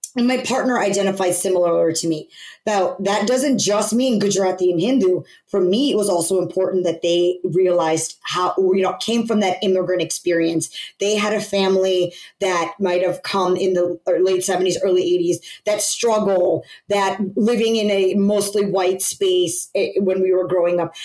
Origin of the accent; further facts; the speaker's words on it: United States; being born and raised in America, growing up here, going into college here